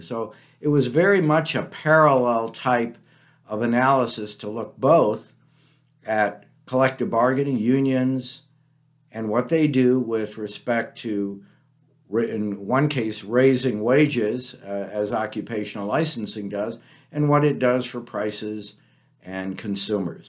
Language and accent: English; Peoria, Illinois, United States; moved away as an adult; also born or lived in Kansas / Washington, D.C.; now in Minnesota, United States; I grew up in Peoria